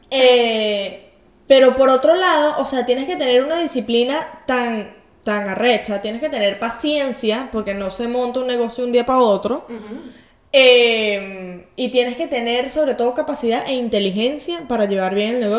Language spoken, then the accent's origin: Spanish; Venezuela; moved away; also born or lived in Portugal; Y entonces, o sea, ellos tenían su empresa en Venezuela. Eh, cuando nos fuimos de Venezuela en 2009, nos fuimos a Portugal, mi papá y mamá tuvieron que empezar de cero.